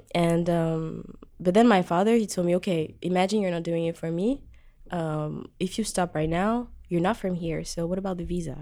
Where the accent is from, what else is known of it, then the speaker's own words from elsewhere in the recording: Djibouti; moved away as an adult; also born or lived in France; now in Montreal, Canada; I moved to Djibouti, East Africa, where I was raised and where I'm from too